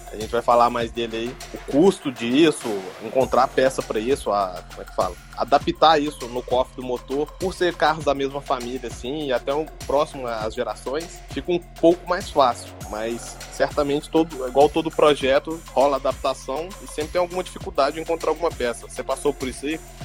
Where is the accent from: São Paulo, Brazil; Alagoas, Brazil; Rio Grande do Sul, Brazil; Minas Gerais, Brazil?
Minas Gerais, Brazil; Belo Horizonte; moved away; da minha cidade, lá, Belo Horizonte